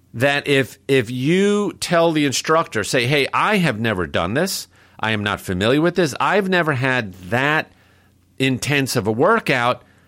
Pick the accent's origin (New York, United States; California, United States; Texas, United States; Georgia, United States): New York, United States; New York City; growing up in New York City